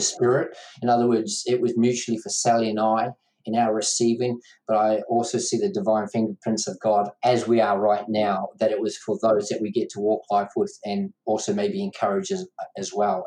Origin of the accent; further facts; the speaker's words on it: New Zealand; Dad started pastoring mum and dad two months before I was born in New Zealand, so brought up in a uh, family where mum and dad pastored